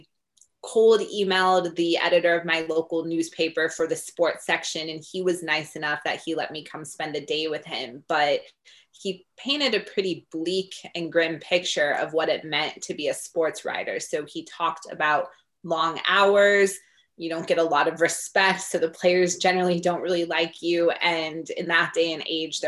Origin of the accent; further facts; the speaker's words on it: Denver, Colorado, United States; I grew up in Denver, Colorado, which is a pretty big sports town.